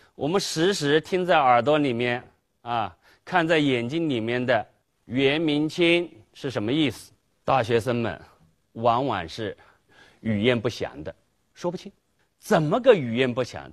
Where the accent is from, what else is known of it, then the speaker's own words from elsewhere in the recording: China; 作为中国人